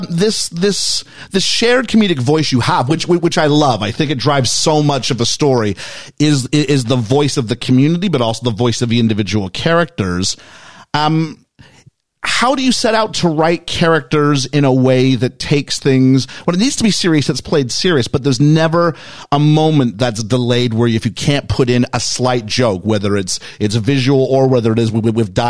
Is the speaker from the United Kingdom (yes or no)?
no; Canada; I'm from Canada.